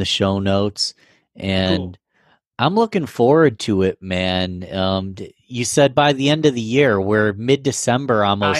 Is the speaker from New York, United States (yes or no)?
yes; Rochester, New York, United States; I'm from Rochester, born and raised, but so much respect for Buffalo, you know?